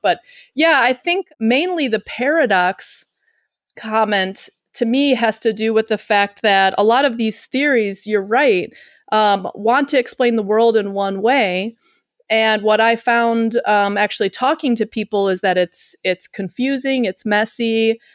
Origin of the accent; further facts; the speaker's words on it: Chicago, Illinois, United States; moved away as an adult; now in Uruguay; I'm from Chicago